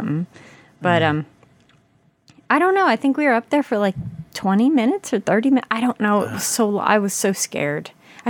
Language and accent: English; near Philadelphia, Pennsylvania, United States; I was born in West Philadelphia.